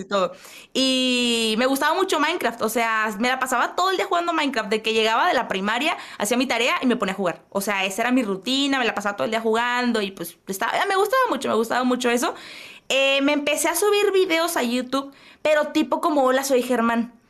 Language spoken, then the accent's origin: Spanish; Monterrey, Nuevo León, Mexico; soy de Monterrey, Nuevo León, México